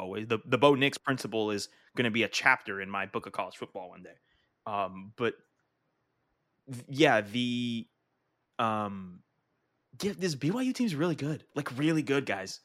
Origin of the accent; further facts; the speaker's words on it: the South, United States; moved away; also born or lived in New England; growing up in the South